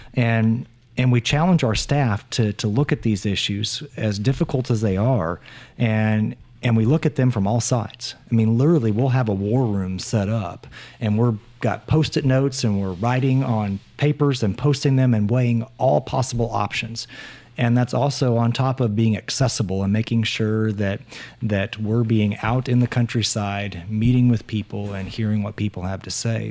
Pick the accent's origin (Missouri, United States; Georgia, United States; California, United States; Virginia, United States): Missouri, United States; Appleton City; also born or lived in Jefferson City, Missouri; we relocated from Jefferson City back to Appleton City